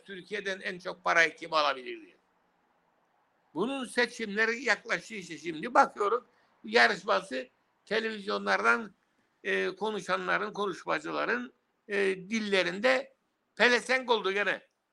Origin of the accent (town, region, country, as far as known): Cyprus